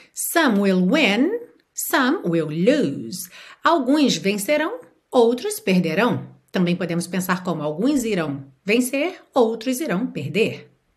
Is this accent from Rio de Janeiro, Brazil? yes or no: yes; Rio de Janeiro, Brazil; eu nasci e fui criada no Rio de Janeiro